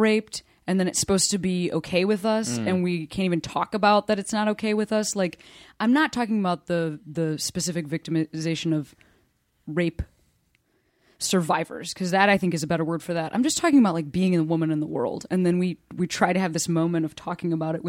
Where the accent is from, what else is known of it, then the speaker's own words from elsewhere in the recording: Chicago, Illinois, United States; When I was 25, I moved back to my hometown, Chicago.